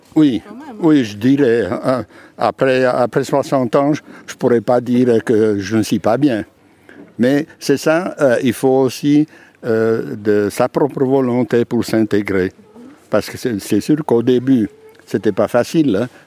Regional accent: Abruzzo, Italy; French is a second language; moved away as an adult; also born or lived in Switzerland; now in Biel, Switzerland; Donc en Italie, dans, une région qui s'appelle les Abruzzes

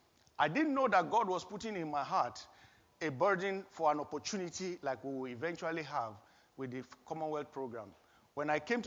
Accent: Nigeria; moved away as an adult; But before that time, I was working fully in Nigeria, my home country, my birth country.

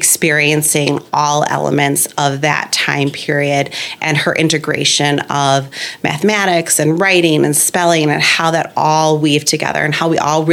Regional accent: Winnetka, Illinois, United States; I grew up in Winnetka

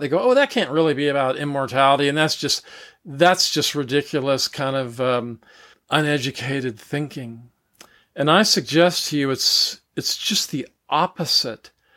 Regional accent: United States; I'm from the United States, so I was raised in a Christian church

